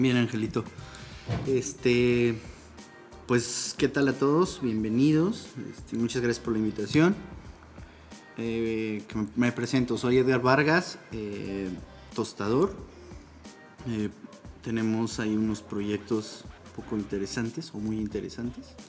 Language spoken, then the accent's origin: Spanish; State of Mexico, Mexico; moved away as an adult; also born or lived in San Cristóbal de las Casas, Chiapas; now in Tlayacapan, Mexico; soy originario del Estado de México